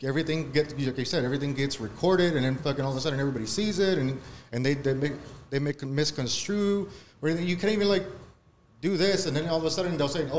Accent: Compton, California, United States; Born and raised in Compton myself

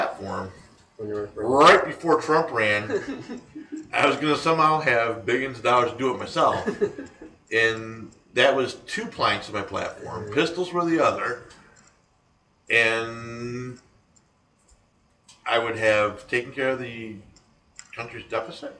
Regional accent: United States; I'm an American.

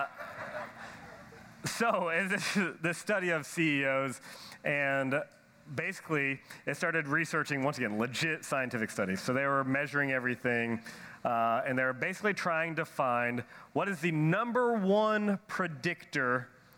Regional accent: Nashville, Tennessee, United States; I'm from Nashville, Tennessee.

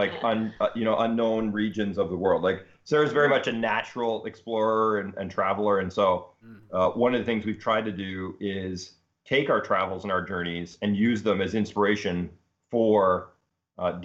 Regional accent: Ontario, Canada; moved away as an adult; also born or lived in Seattle; now in Berkeley, United States; We're originally Canadian. We grew up in Ontario, so eastern side of Canada, and then after university, came out to Seattle

